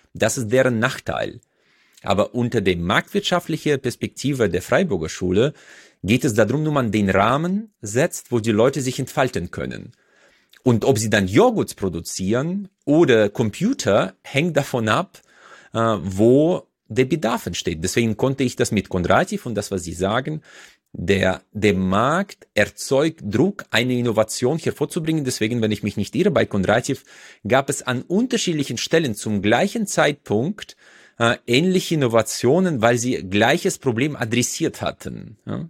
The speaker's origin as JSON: {"language": "German", "country": "Uzbekistan", "moved": "yes", "lives_now": "Germany", "said": "Usbekistan, wo ich herkomme"}